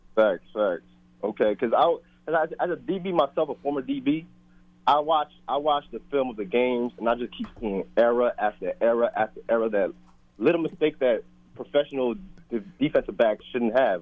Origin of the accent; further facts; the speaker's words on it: Philadelphia, Pennsylvania, United States; also born or lived in Brooklyn, New York; I grew up in Philly as a as a Giants fan